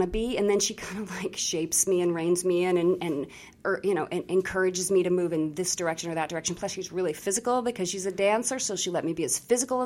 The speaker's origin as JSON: {"language": "English", "region": "Colorado", "country": "United States", "also_born_or_lived": "New York", "moved": "as an adult", "said": "I was from Colorado, too"}